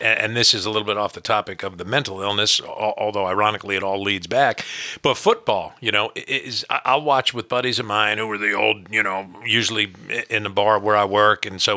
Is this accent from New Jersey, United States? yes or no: yes; New Jersey, United States; I grew up in New Jersey